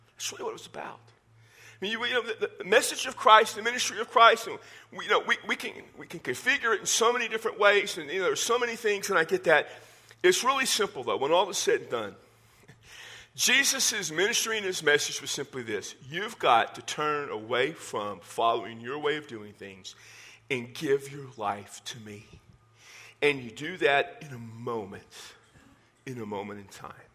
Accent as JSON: {"language": "English", "region": "Texas", "country": "United States", "said": "I'm from Texas"}